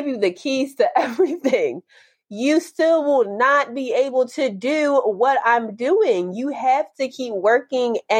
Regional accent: Philadelphia, Pennsylvania, United States; Philly and the culture of Philly, since that's my hometown.

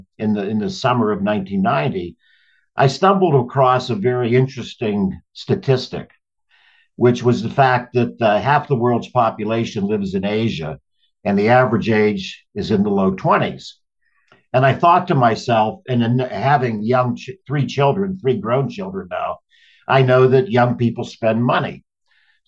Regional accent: Pittsburgh, Pennsylvania, United States; moved away as an adult; I grew up in Pittsburgh, went on to Yale.

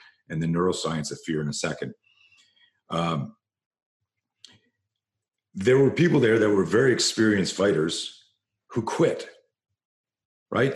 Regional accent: Canada; I grew up in Canada

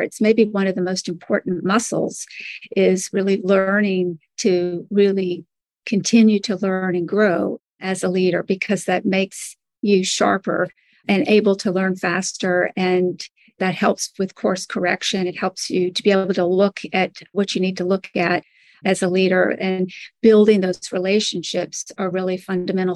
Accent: Birmingham, Alabama, United States; now in Washington, D.C., United States; I grew up actually in the South in Birmingham, Alabama. I eventually made my way to the Washington, D.C. area where I live now.

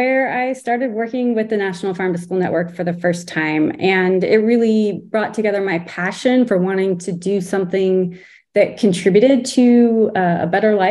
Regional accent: Southern California, United States; I was born and raised in Southern California, so food was all around me as a kid

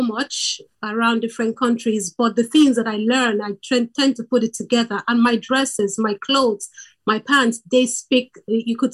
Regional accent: Nigeria; now in Ireland; I am originally from Nigeria. I live in Ireland.

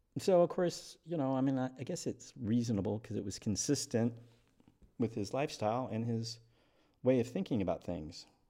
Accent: eastern Washington, United States; I was raised by a single parent in a little crappy town in eastern Washington

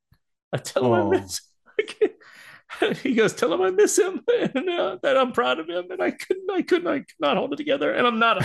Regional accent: the South, United States; growing up in America as not Caucasian has been very difficult, especially living in the South.

